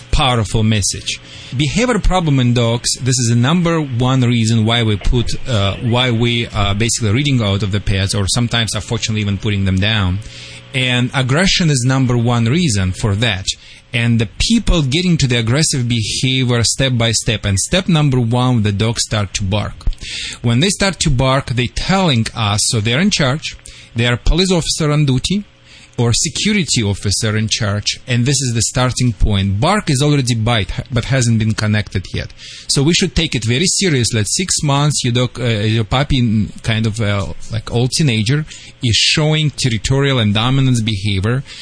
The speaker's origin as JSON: {"language": "English", "region": "Texas", "country": "United States", "moved": "yes", "lives_now": "Luxora, United States", "said": "No, I'm are from you... Texas."}